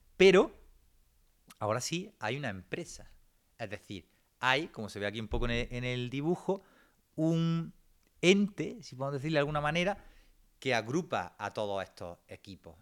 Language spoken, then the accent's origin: Spanish; Granada, Andalusia, Spain; soy de Granada